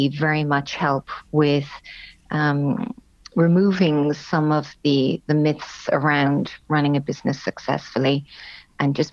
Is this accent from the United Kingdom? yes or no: no; Cork, Munster, Ireland; moved away as an adult; also born or lived in Germany; I was born and raised in Cork, and indeed did my education also in Cork with a BCom from UCC